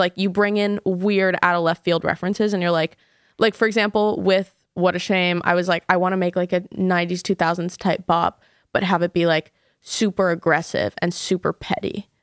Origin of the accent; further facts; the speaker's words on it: New York City, New York, United States; I grew up in New York City